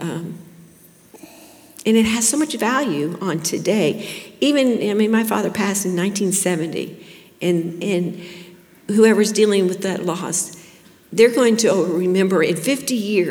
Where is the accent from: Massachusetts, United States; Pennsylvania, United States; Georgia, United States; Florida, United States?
Florida, United States; Plantation; I grew up in Plantation, Florida over here in the 70s, 60s and the 70s